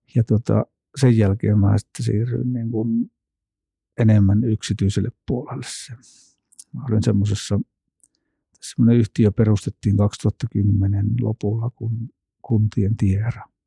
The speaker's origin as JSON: {"language": "Finnish", "town": "Kinnula", "region": "Central Finland", "country": "Finland", "tie": "born or raised there", "said": "mä oon Kinnolasta kotoisin."}